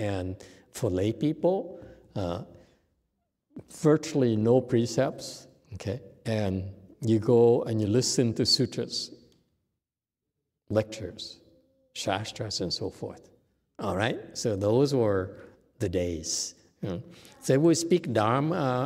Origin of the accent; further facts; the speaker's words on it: Vietnam; moved away; I grew up in Vietnam.